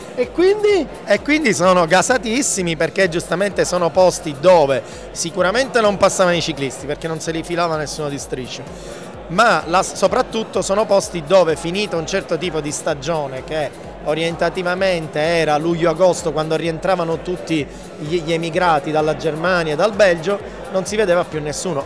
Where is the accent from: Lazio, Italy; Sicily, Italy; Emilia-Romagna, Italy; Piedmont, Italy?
Sicily, Italy; io da siciliano